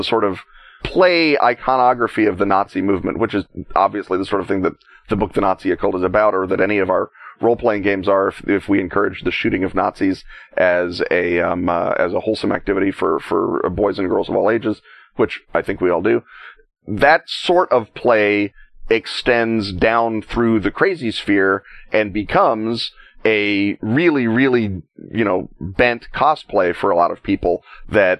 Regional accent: United States; as an American

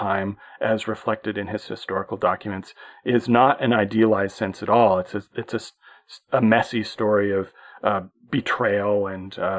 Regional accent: Canada; as a Canadian

